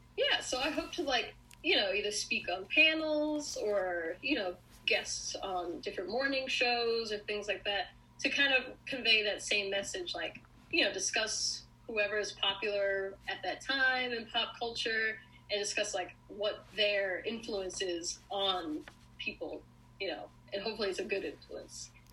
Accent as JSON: {"language": "English", "region": "New York", "country": "United States", "moved": "yes", "lives_now": "Los Angeles, United States", "said": "I'm originally from New York"}